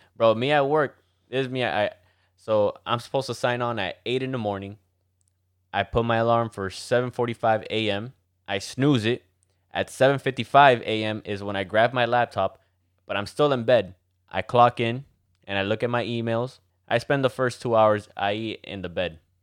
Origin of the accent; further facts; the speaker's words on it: Miami, Florida, United States; Since we're from Miami, majority of us are Cubans